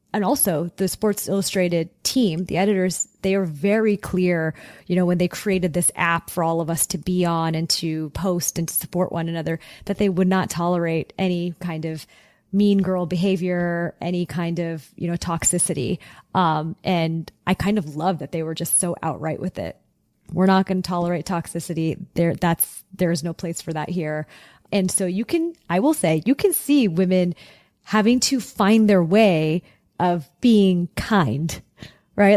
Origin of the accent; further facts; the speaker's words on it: Southern California, United States; growing up in Southern California